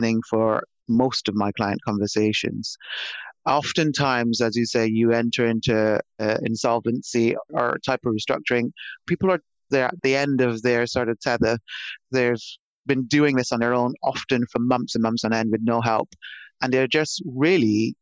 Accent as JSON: {"language": "English", "country": "Barbados", "tie": "born or raised there", "moved": "yes", "said": "I'm from Barbados originally, small island in the Caribbean. And I grew up in the countryside of a small island."}